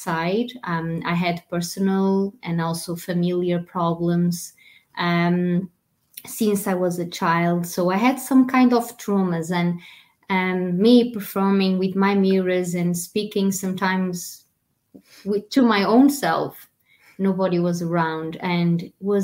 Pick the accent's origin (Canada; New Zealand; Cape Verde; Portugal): Portugal; English is a second language; moved away; being a Portuguese foreign actress